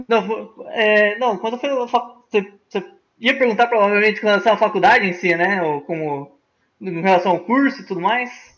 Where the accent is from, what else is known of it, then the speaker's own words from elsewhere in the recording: Foz do Iguaçu, Paraná, Brazil; moved away as an adult; also born or lived in Presidente Prudente; eu vim de Foz do Iguaçu